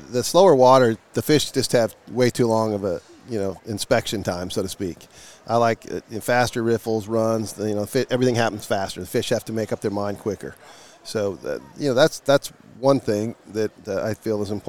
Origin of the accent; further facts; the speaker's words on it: Littleton, Colorado, United States; Born and raised. I born and raised in Littleton, Colorado